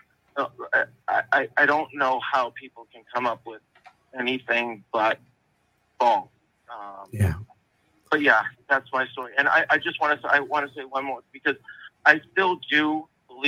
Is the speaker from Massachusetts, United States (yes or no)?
yes; just outside of Boston, Massachusetts, United States; I grew up just outside of Boston